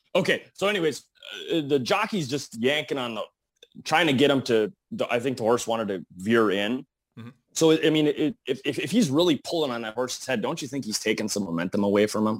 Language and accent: English; Eveleth, Minnesota, United States; now in Bismarck, United States; I am originally from a small town in, uh, northern Minnesota, Evlith